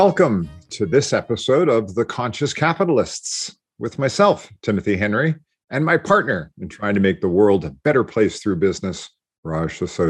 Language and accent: English; Montreal, Quebec, Canada; my hometown of Montreal